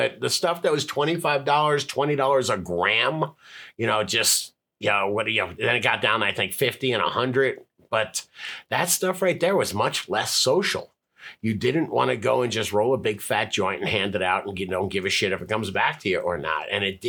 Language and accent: English; Florida, United States; So I'm from Florida, behaves like I'm from Colorado, and sounds like I'm from Venice Beach.